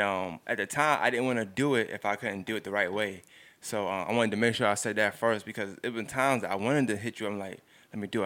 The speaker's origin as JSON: {"language": "English", "town": "Augusta", "region": "Georgia", "country": "United States", "said": "I'm from Augusta"}